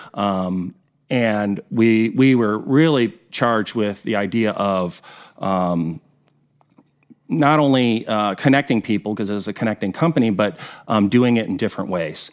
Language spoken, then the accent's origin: English; Detroit, Michigan, United States; moved away as an adult; now in Kansas City, United States; I grew up in Detroit